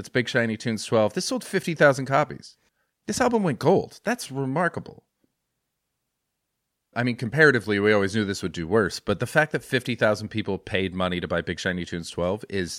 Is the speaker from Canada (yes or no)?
yes; Canada; now in London, United Kingdom; I'm a comedian. I'm Canadian. I'm based in London, UK, until I can get the damn shot. And then I'm out of here. I'm coming home.